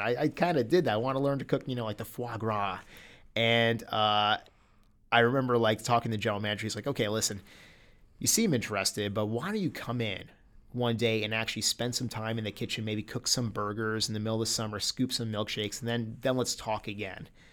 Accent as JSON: {"language": "English", "country": "United States", "said": "as an American"}